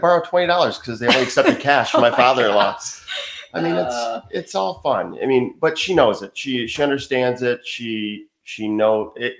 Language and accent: English; Michigan, United States; moved away as an adult; now in Wilmington, United States; So we're from Michigan.